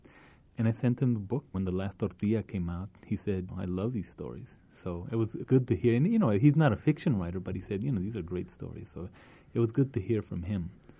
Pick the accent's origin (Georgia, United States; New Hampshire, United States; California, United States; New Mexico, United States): New Mexico, United States; Isleta; But I could show them a story about growing up in Isleta, my abuelita, or about some experiences that I had as a young boy